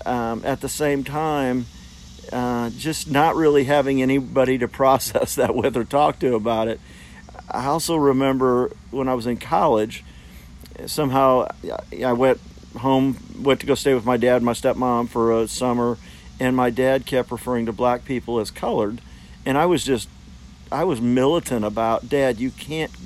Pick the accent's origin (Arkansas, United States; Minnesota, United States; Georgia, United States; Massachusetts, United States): Arkansas, United States; Fort Smith; I grew up in Fort Smith, Arkansas, and I was probably 9-10 years old.